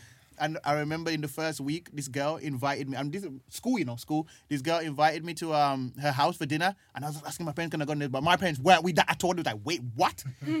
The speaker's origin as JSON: {"language": "English", "town": "Birmingham", "region": "West Midlands", "country": "United Kingdom", "tie": "born or raised there", "moved": "as an adult", "lives_now": "London, United Kingdom", "said": "So I'm growing up in Brom trying to achieve these things, doing comedy and stuff like that, always having this dream. And then I've hit a ceiling in Brom, come to London"}